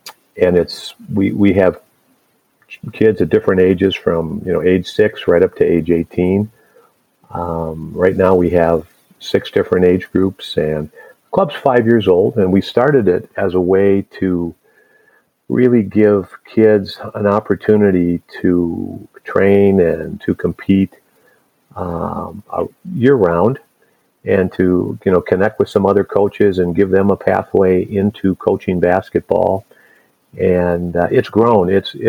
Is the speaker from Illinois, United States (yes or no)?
yes; Chicago, Illinois, United States; born there; And so I was born in Chicago, and he was a young man trying to find his way in the game as a coach.